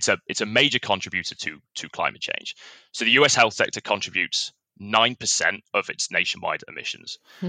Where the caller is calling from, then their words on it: Oxford, South East England, United Kingdom; I'm calling from all the way across the Atlantic in a tropical paradise called Oxford in England.